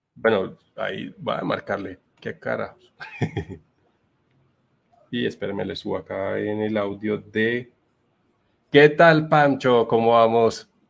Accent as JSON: {"language": "Spanish", "town": "Bucaramanga", "region": "Santander", "country": "Colombia", "said": "soy de Bucaramanga, en Colombia"}